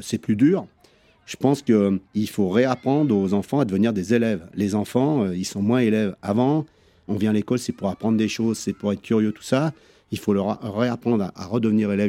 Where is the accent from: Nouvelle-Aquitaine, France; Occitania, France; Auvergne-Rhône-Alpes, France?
Auvergne-Rhône-Alpes, France; Chambéry; moved away as an adult; now in Courchevel, France; je suis né en 1959 à Chambéry. Je suis resté pendant à peu près 24 euh, ans sur Chambéry à faire des études